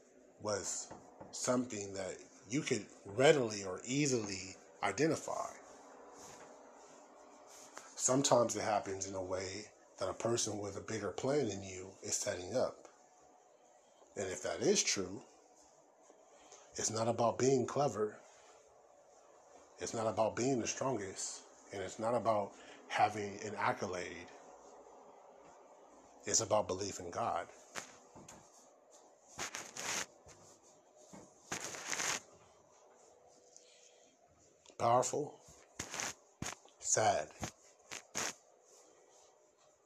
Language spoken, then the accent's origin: English; United States; I was born in America